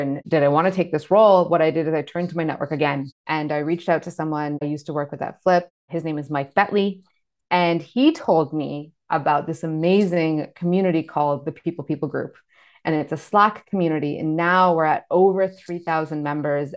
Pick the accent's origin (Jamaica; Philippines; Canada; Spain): Canada; I was born in Canada